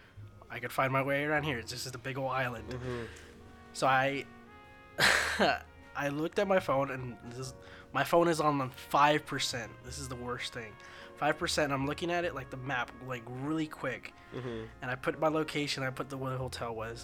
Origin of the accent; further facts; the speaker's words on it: United States; I'm not Italian, I'm American